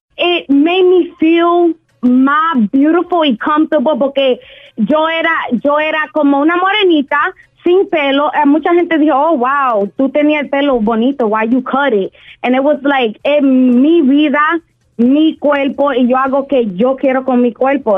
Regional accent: Dominican Republic; yo soy dominicana

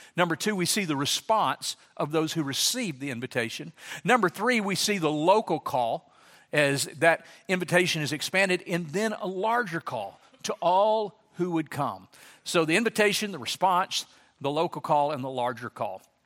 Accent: Louisiana, United States; moved away as an adult; now in Dallas, United States; I grew up in Louisiana

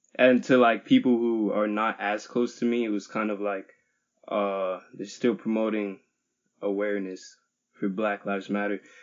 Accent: Plainfield, New Jersey, United States; I'm from Plainfield, New Jersey

